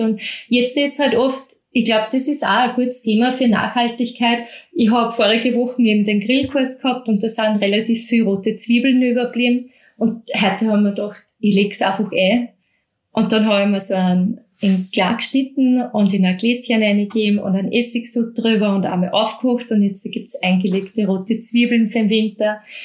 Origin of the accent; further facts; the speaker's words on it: Mostviertel, Lower Austria, Austria; Ich komme aus dem Mostviertel